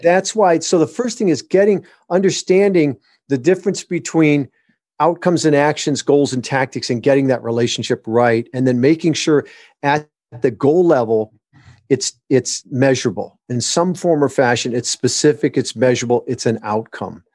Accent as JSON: {"language": "English", "region": "Michigan", "country": "United States", "tie": "born or raised there", "also_born_or_lived": "Southern California", "moved": "as an adult", "said": "My wife and I were, were born and raised in Michigan."}